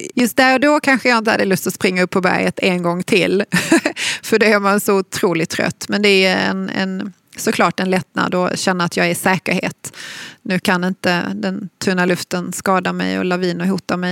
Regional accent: Malmö, Skåne, Sweden; jag är ju född och uppvuxen i Malmö

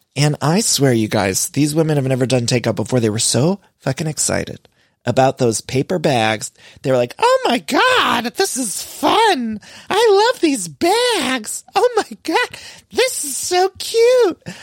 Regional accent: Cleveland, Ohio, United States; I'm from Cleveland

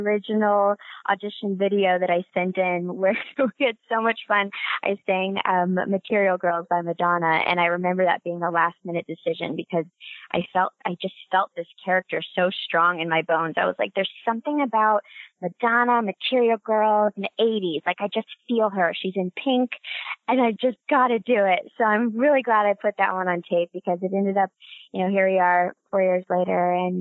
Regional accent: Honolulu, Hawaii, United States; moved away as an adult; also born or lived in Los Angeles; now in New York City, United States; I'm from Honolulu, Hawaii. So very far away from where I currently am in New York City

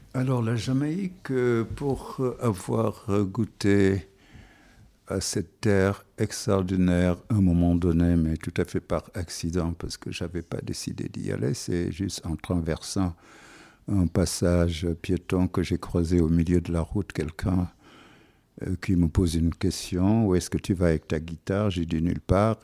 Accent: Senegal; first language Wolof; French is a second language; moved away; je suis toujours sénégalais

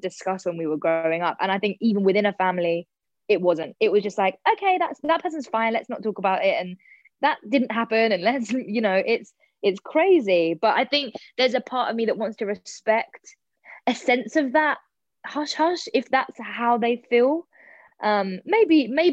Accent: London, United Kingdom; I'm such a South London girl

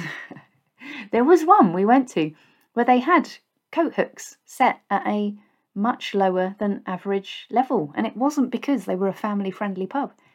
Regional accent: Basingstoke, South East England, United Kingdom; moved away as an adult; also born or lived in Reading / West Berkshire; I grew up in Basingstoke, a town that gets a very bad rap

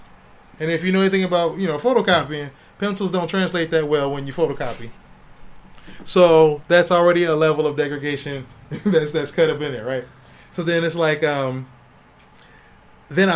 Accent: Ohio, United States; moved away; I'm coming from Ohio. I was 21, turning 21

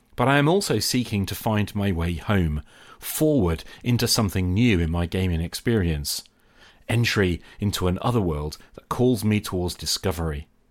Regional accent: Norwich, East of England, United Kingdom; moved away; I travelled back to my hometown of Norwich in Norfolk, England, to visit my parents

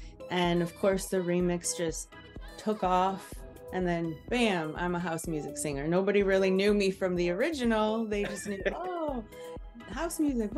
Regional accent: Detroit, Michigan, United States; moved away; I've been a fan since I was, a teenager. I grew up in Detroit

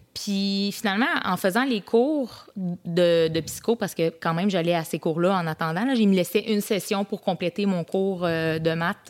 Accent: Saint-Jean-Port-Joli, Quebec, Canada; je viens du coin de Saint-Jean-Port-Joli

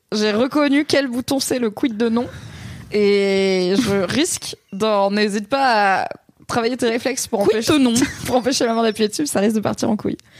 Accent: Alsace, Grand Est, France; Je suis alsacienne quand même

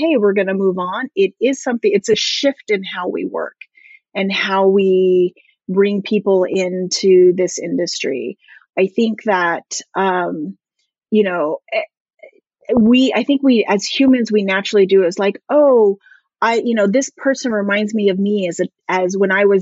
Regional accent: Southern California, United States; I grew up here in Southern California

